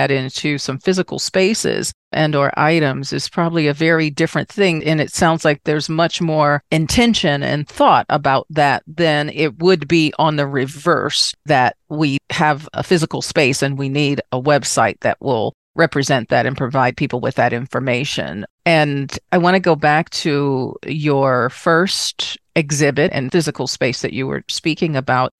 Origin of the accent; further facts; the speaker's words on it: Washington, District of Columbia, United States; moved away; I'm originally from Washington, D.C.